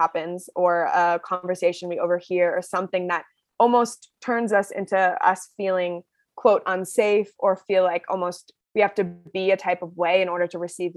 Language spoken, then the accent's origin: English; Seattle, Washington, United States; I grew up in Seattle, Washington, and my parents are both from the East Coast